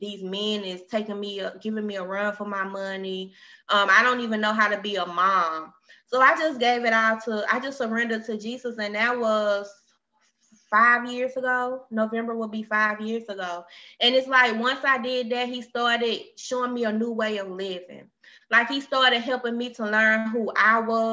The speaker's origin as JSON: {"language": "English", "region": "Alabama", "country": "United States", "moved": "as an adult", "lives_now": "Texas, United States", "said": "I'm from Alabama, which I relocated to Texas"}